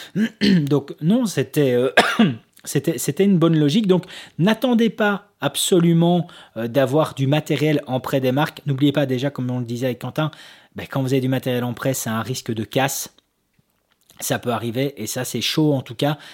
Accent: Belgium; nous en tant que Belges

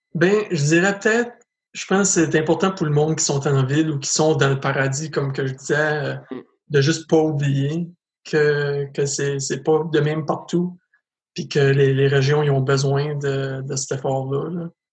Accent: Edmundston, New Brunswick, Canada; moved away as an adult; also born or lived in Montreal, Quebec; je viens d'Edmundston au Nouveau-Brunswick, je suis un, ex-Montréalais, par contre. J'ai resté à Montréal pendant sept ans

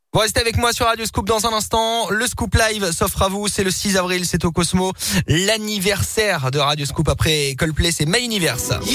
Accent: Provence-Alpes-Côte d'Azur, France; moved away; je suis originaire de la Côte d'Azur

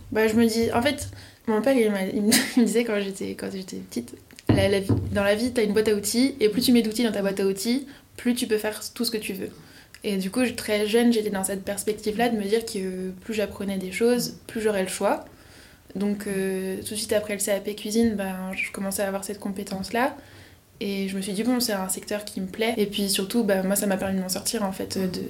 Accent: Lyon, Auvergne-Rhône-Alpes, France; also born or lived in Paris; le dernier stage, je l'ai fait sur Lyon pour revenir à Lyon, parce que moi je suis lyonnaise.

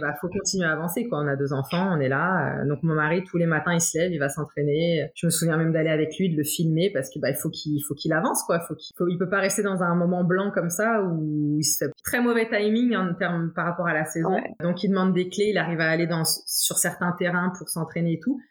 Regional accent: Troyes, Grand Est, France; moved away as an adult; also born or lived in Portugal / Tours / Auxerre; now in Toronto, Canada; j'ai fait toute ma vie en France, puisque très très vite, je suis revenue en France avec mes parents. Euh, donc moi, j'ai toujours vécu à Troyes

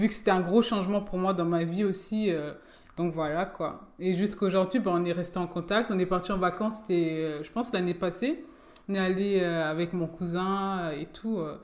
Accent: Forbach, Grand Est, France; also born or lived in Germany / Metz / Nancy; de base, je suis de Forbach.

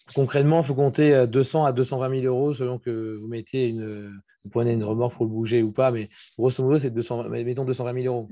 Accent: Brittany, France; je suis breton, je suis très attaché à la France

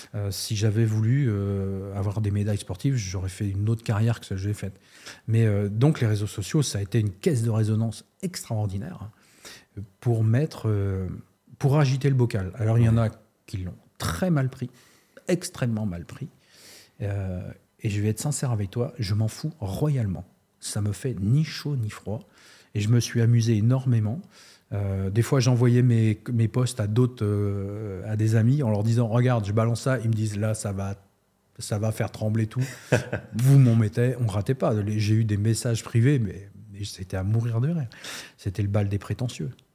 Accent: Nantes area, Pays de la Loire, France; also born or lived in Amiens; je suis de la région nantaise

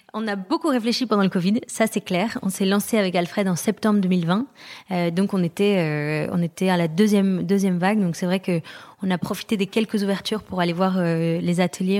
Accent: France; also born or lived in London; now in Paris, France; on est rentré à Paris parce qu'on est français mais on a habité longtemps à l'étranger

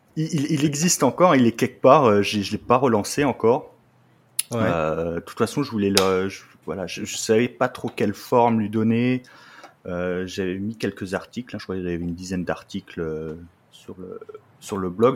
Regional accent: Lorraine, Grand Est, France; now in Troyes, France; je suis originaire, euh, de Lorraine

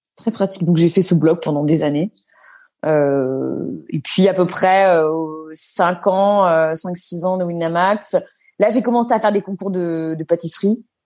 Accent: Neuilly-sur-Seine, Île-de-France, France; also born or lived in Paris; je suis née à Paris, j'ai grandi à Neuilly-sur-Seine

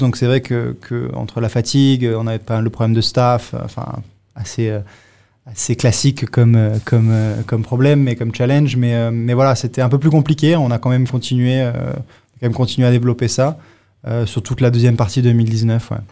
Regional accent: Monaco; moved away; also born or lived in Singapore / Bangkok; Moi j'ai grandi à Monaco, hein, né à Monaco

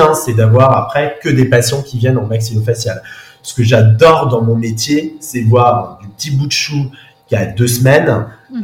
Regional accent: Saint-Malo, Brittany, France; also born or lived in Paris; now in Saint-Malo, France; je suis originaire de Saint-Malo

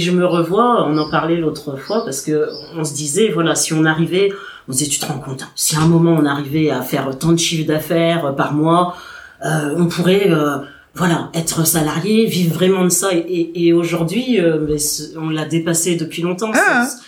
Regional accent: Guadeloupe; on leur dit Guadeloupe

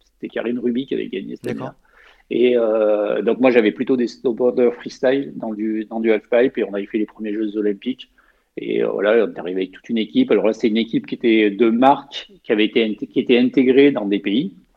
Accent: Savines-le-Lac, Provence-Alpes-Côte d'Azur, France; moved away as an adult; also born or lived in Haute-Savoie; j'ai grandi dans les Hautes-Alpes

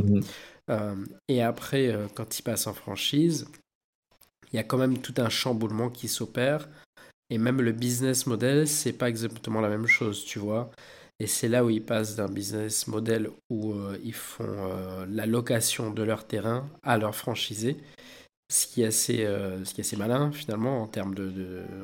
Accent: Réunion; chez nous à La Réunion, on dit euh, tipa tipa

